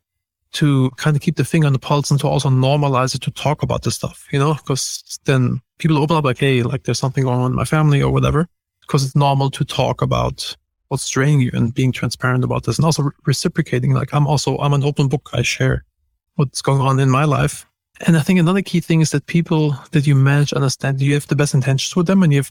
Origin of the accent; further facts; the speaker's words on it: Germany; moved away; I'm from Germany and we're very direct